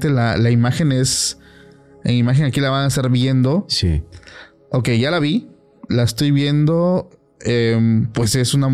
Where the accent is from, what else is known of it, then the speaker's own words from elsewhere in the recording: Mexico; Como mexicanos, claramente. Como mexicanos.